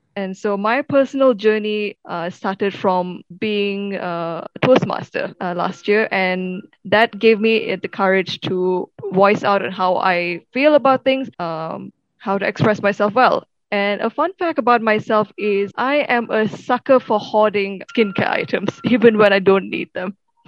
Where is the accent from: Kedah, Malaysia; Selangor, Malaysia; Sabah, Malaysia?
Selangor, Malaysia; Kuala Kubu Bharu; moved away as an adult; now in Kuala Lumpur, Malaysia; I'm originally from a town called Kuala Kubu in Selangor.